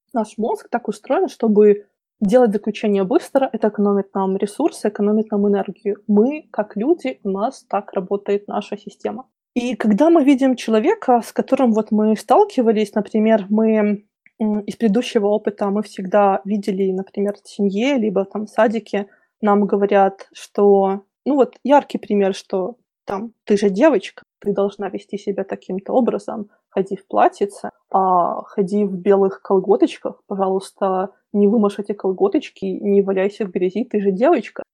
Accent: Belarus; moved away as an adult; also born or lived in Minsk; now in London, United Kingdom; я сама и родом из Беларуси

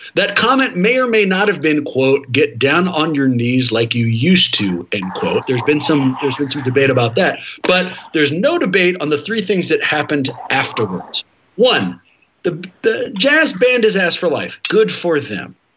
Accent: Oakland, California, United States; I'm from Oakland

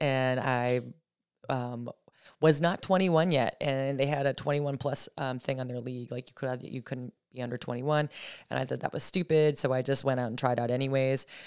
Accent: Gilmanton, New Hampshire, United States; also born or lived in North Carolina / Nashville, Tennessee; now in New York, United States; Gilmington, New Hampshire, just outside the Lakes region. Um, yeah, I, uh, born and raised in New Hampshire, Lakes region area

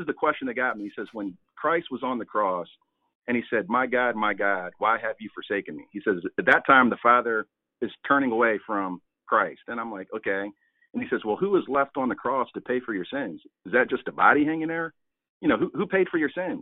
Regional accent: Albany, New York, United States; moved away as an adult; now in Baltimore, United States; I'm originally from upstate New York, Albany, which is the capital of New York. Everybody thinks it's New York City, but it's not. It's Albany. That's where I'm from. So shout out to the Capital District. But I grew up in Albany

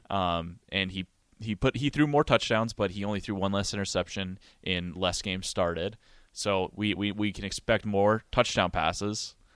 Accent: Montana, United States; moved away as an adult; now in Lincoln, United States; my hometown in Montana

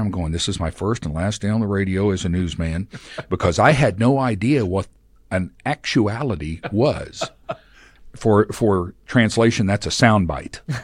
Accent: Tulsa, Oklahoma, United States; moved away; I'm a native of Tulsa. I was born in Tulsa.

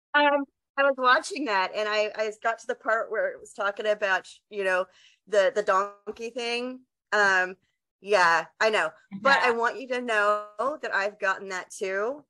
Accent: West Texas, United States; I'm from Texas

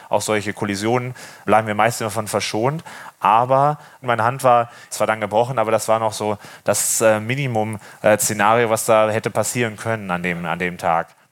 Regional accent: Wesel, North Rhine-Westphalia, Germany; moved away as an adult; now in Norderney, Germany; Ursprünglich komme ich ja vom Niederrhein aus Wesel

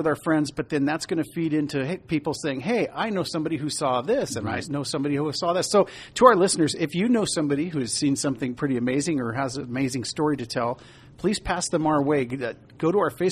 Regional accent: Bellflower, California, United States; When I was 15, I started working at a sporting goods store in my hometown of Bellflower, California

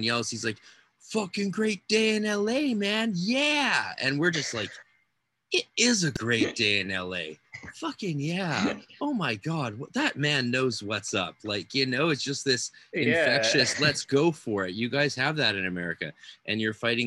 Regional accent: Canada; my home country of Canada

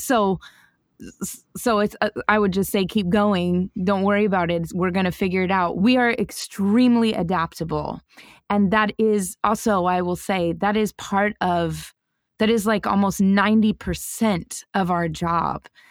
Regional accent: Denver, Colorado, United States; I grew up in Denver, Colorado

